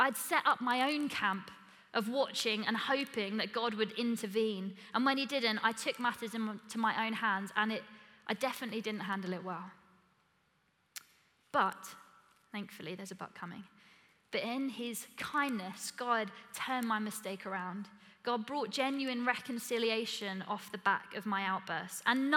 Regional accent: Essex, East of England, United Kingdom; I'm from Essex

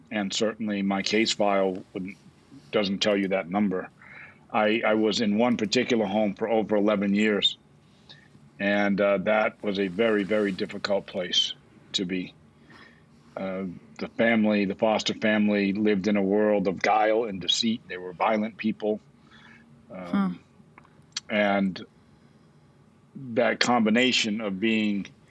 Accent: New Bedford, Massachusetts, United States; I grew up in Massachusetts in a community south of Boston called New Bedford, once the whaling capital of the world

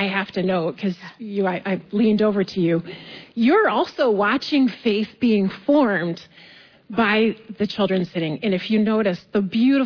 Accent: West Michigan, United States; I am from West Michigan. I live in Granville.

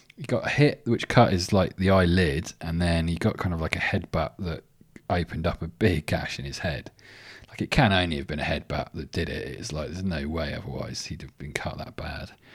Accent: England, United Kingdom; now in Sydney, Australia; I'm English

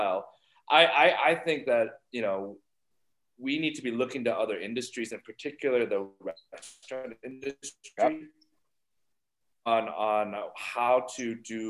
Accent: Ohio, United States; I grew up in Ohio

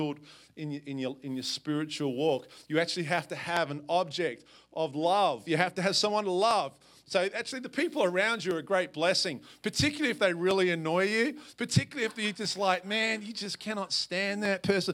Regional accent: Perth, Western Australia, Australia; moved away as an adult; also born or lived in Portland, Oregon; now in Washougal, United States; I am from a little south of South Salem. I'm from Perth, Australia

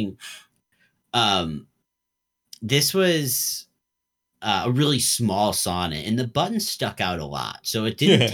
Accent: United States; as an American

